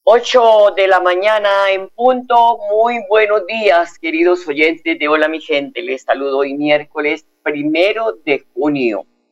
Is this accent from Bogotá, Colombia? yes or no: no; Opita, Huila, Colombia; moved away; como buena embajadora Opita